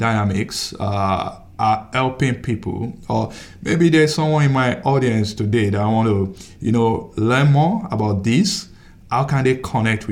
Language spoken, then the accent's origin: English; Nigeria; now in United States; I'm from, I came from Nigeria